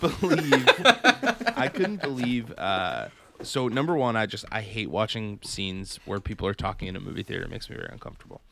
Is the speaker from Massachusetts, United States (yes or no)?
yes; Massachusetts, United States; I'm from Massachusetts.